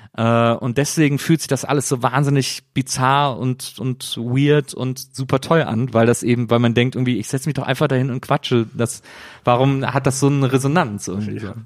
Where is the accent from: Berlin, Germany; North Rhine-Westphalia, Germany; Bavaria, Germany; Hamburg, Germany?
North Rhine-Westphalia, Germany; Cologne; ich komme ja aus Köln